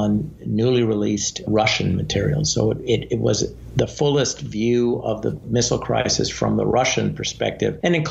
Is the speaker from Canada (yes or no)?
yes; Canada; moved away as an adult; now in United States; I was born in Canada, and initially I thought I might go into politics in Canada.